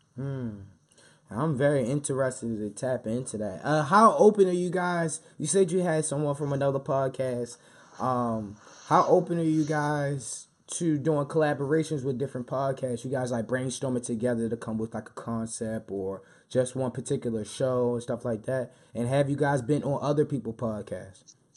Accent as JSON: {"language": "English", "town": "Baltimore", "region": "Maryland", "country": "United States", "tie": "born or raised there", "said": "me being born and raised in Baltimore"}